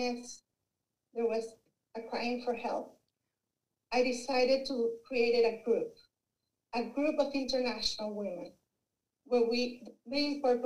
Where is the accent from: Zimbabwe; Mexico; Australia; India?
Mexico; English is a second language; moved away as an adult; also born or lived in Arkansas; I'm originally from Mexico